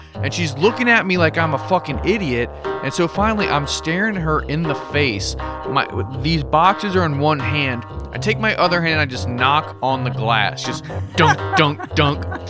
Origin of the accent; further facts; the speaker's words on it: United States; growing up in the States.